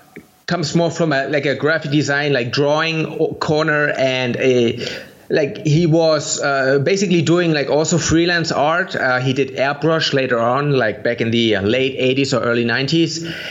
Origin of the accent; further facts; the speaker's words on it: Germany; English is a second language; So, you know, like, a big difference between Germany and the US is that there's a lot of less risk taking here in Germany.